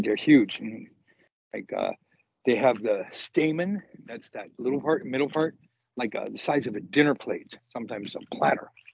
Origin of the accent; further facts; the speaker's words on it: Los Angeles, California, United States; I grew up in Los Angeles